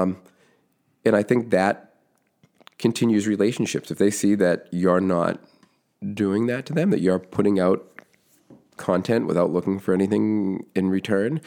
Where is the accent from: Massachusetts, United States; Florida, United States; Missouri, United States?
Massachusetts, United States; Foxborough; now in West Roxbury, United States; grew up in Foxborough, Massachusetts